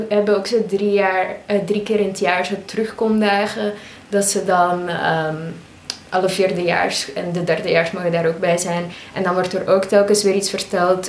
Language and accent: Dutch; Belgium; moved away as an adult; also born or lived in Maastricht; now in The Hague, Netherlands; ik van België kom